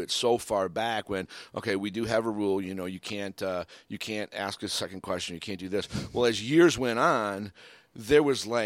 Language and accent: English; Michigan, United States; also born or lived in Cape Cod, Massachusetts / Florida; I, you know, born and raised in Michigan, grew up on Cape Cod, lived in Florida, always been around water, always been around on boats.